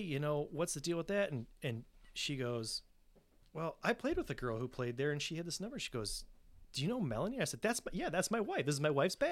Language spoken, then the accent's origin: English; Midland, Michigan, United States; moved away as an adult; also born or lived in Kalamazoo, Michigan; now in Grand Rapids, United States; originally I'm from Midland